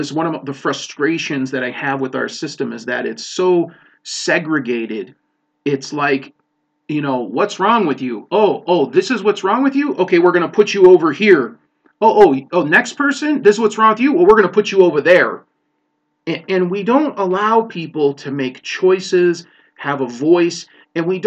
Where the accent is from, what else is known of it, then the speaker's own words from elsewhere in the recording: Chicago, Illinois, United States; I grew up in Chicago in a big city